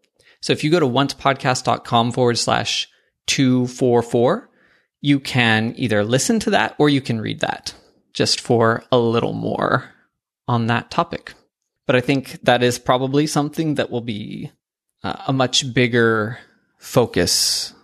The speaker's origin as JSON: {"language": "English", "region": "Pacific Northwest", "country": "United States", "said": "yes, I'm from the Pacific Northwest."}